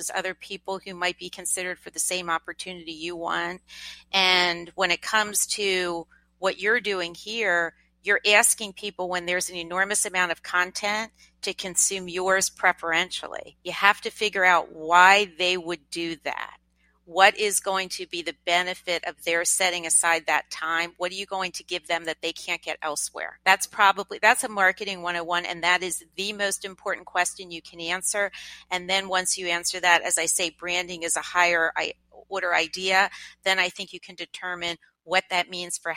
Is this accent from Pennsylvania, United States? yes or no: yes; Lancaster, Pennsylvania, United States; moved away; I grew up in Lancaster, Pennsylvania